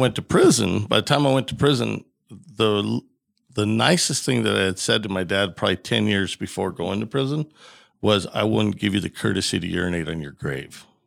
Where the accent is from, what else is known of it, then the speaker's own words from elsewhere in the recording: Bailey, Colorado, United States; I grew up in Bailey, Colorado, um, and it's a real small town.